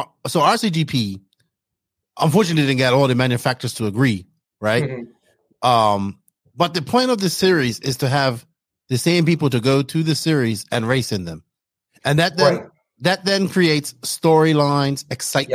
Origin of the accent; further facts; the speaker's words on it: Bermuda; moved away; I'm from Bermuda originally